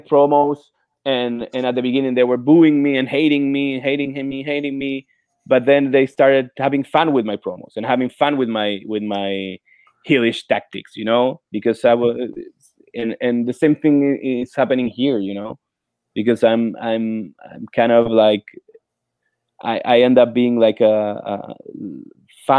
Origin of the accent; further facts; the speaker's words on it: Santiago, Santiago Metropolitan Region, Chile; English is a second language; moved away as an adult; now in Florida, United States; Santiago de Chile, my hometown